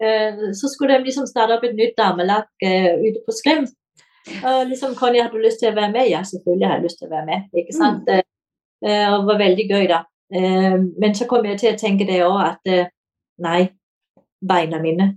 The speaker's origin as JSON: {"language": "Norwegian", "country": "Denmark", "moved": "yes", "lives_now": "Kongsberg, Norway", "said": "jeg er dansk"}